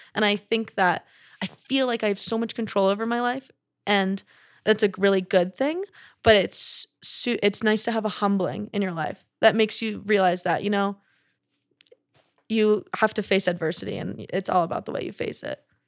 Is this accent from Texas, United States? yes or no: yes; Texas, United States; growing up in Texas